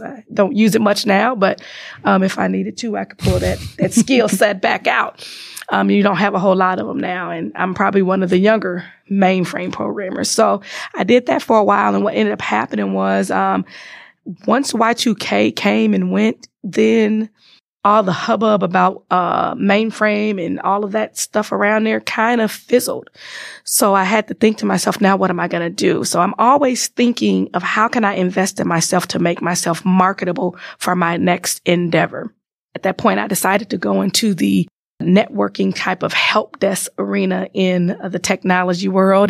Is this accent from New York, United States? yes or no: no; Chicago, Illinois, United States; moved away as an adult; now in Wisconsin, United States; born and raised in Chicago